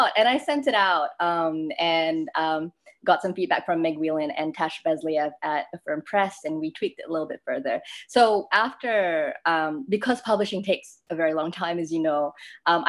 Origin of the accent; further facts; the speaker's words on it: Malaysia; moved away as an adult; I grew up in Malaysia